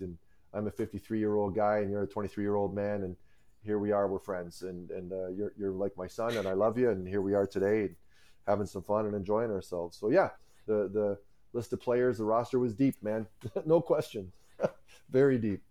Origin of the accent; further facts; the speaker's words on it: Cayuga, Ontario, Canada; as a kid, I grew up in Cayuga, Ontario, and that's where I am right now